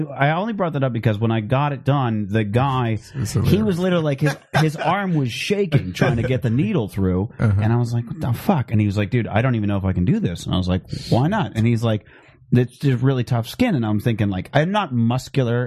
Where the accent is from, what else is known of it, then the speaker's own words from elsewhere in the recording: Phoenix, Arizona, United States; I grew up in Phoenix where there was a lot of sun